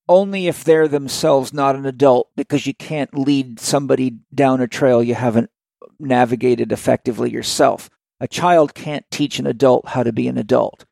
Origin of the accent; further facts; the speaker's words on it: Vancouver Island, British Columbia, Canada; I grew up on Vancouver Island when the unemployment rate was 17.4%